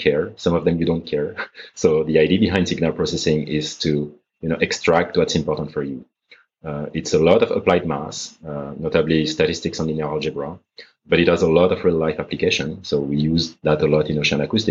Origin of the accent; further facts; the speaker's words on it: Paris, Île-de-France, France; moved away as an adult; also born or lived in Grenoble, France; I'm French. I was born in Paris in 1984. I stayed there until I was 20.